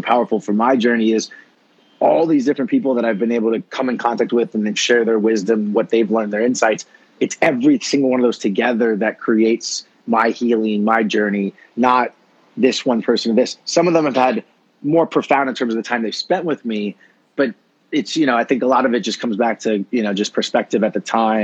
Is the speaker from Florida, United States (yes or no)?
yes; Florida, United States; growing up in Florida, my, you know, background being Cuban American